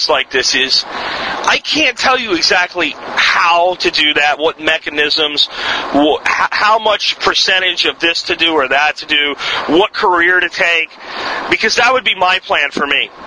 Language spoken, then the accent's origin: English; Pennsylvania, United States; there's still a lot of places where I grew up in Pennsylvania where you want to hunt deer